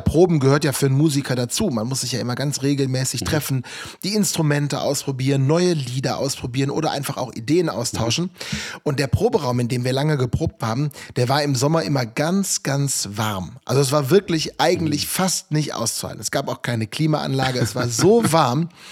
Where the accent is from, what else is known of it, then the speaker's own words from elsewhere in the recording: Rhineland, Germany; accent: Rhineland; Ich komme aus dem Rheinland, das hört man. Ne? Ich habe mit dem SCH so ein leichtes Problem.